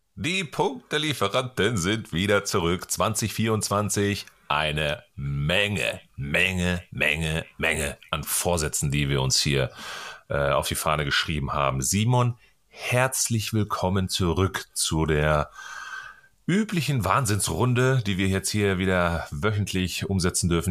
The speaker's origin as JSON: {"language": "German", "region": "North Rhine-Westphalia", "country": "Germany", "said": "ich komme ja aus Ostwestfalen hier"}